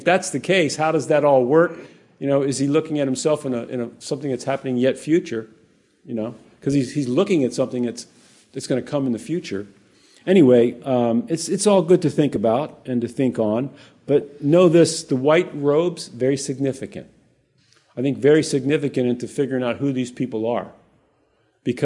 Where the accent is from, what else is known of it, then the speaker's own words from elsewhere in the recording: Hawaii, United States; I was born there. I was born in Hawaii. I've been there my whole life.